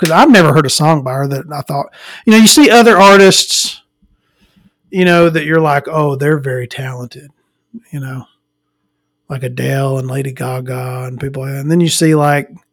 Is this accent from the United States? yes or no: yes; Florence, Alabama, United States; I'm from the Florence area